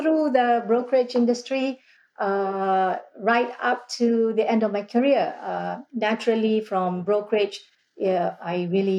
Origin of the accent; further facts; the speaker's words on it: Malaysia; moved away as an adult; I was born in a newly independent Malaysia. So, growing up in Malaysia, post-independence